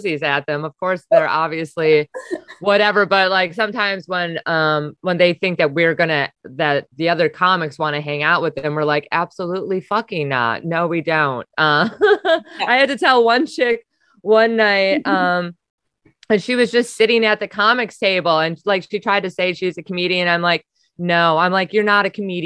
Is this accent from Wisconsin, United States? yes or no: yes; Wisconsin, United States; moved away; I'm from Wisconsin